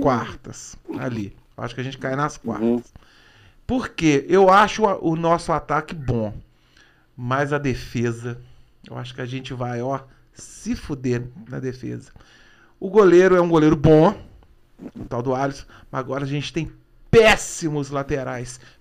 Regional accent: Brazil; Eu nasci aqui

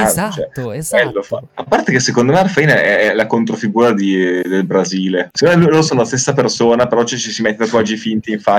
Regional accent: Rome, Lazio, Italy

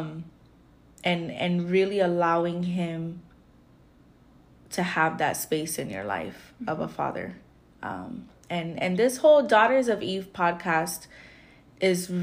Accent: Florida, United States; I'm from Florida

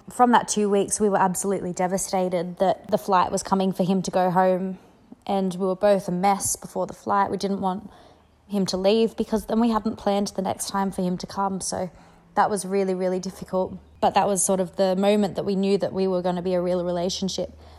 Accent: Australia; I'm Australian

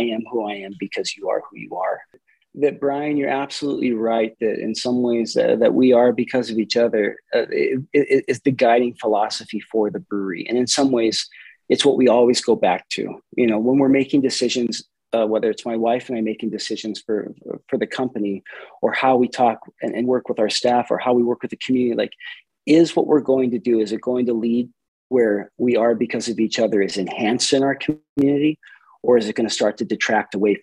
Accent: Helena, Montana, United States; moved away as an adult; also born or lived in Brazil; now in Missoula, United States; I'm from Helena, Montana originally.

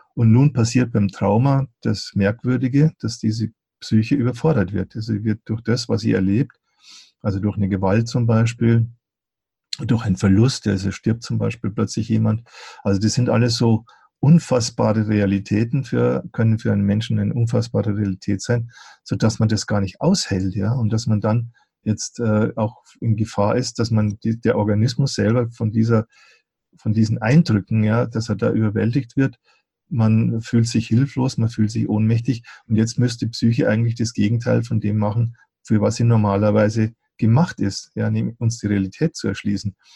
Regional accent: Eichstätt, Bavaria, Germany; ich habe ja schon in meiner Gymnasialzeit, habe ich, da gab es so eine Buchhandlung bei uns in Eichstätt

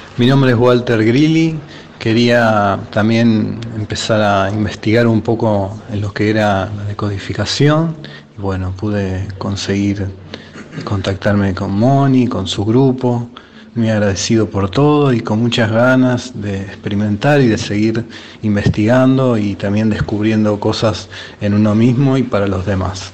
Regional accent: Neuquén, Argentina; soy eh, de Neuquén Capital

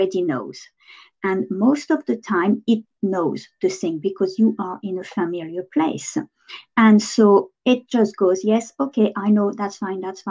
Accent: France; English is a second language; moved away as an adult

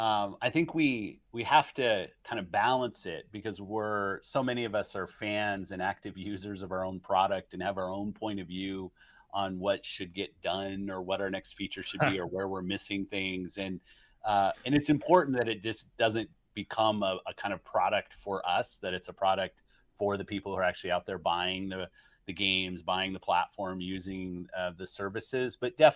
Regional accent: California, United States; I grew up in Southern, at that time I was in Southern California, and I'd ride my skateboard down to the arcades and play games.

